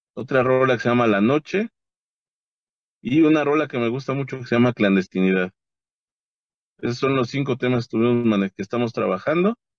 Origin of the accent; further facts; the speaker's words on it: Nezahualcóyotl, State of Mexico, Mexico; yo soy de Nesa